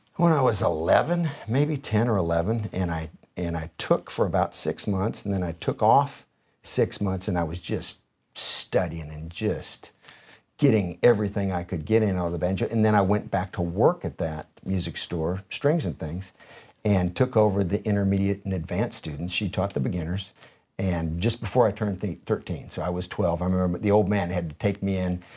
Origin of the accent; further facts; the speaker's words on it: Detroit, Michigan, United States; also born or lived in San Jose area, California / Minnesota; we moved to Detroit from around the San Francisco, San Jose area of California, uh, to go to sixth grade